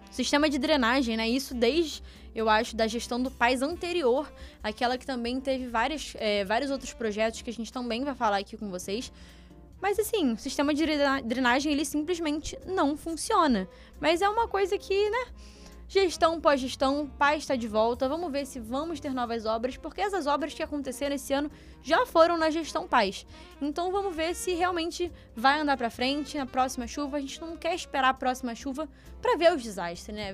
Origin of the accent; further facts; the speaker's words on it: Rio de Janeiro, Brazil; a gente como carioca, nós dois aqui como jornalistas